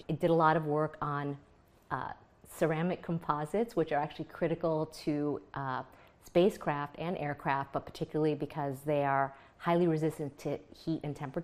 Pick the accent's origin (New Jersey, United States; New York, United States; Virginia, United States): New York, United States; a town outside of Buffalo; also born or lived in Jakarta, Indonesia; came with my parents when I was a young child and ended up growing up in a town of 2,000 people outside of Buffalo, New York.